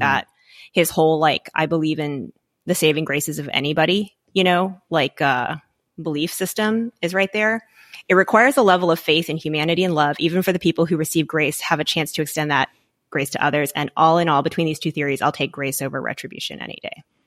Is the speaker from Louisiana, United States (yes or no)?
yes; Louisiana, United States; moved away; I grew up in Louisiana, um, not in a big city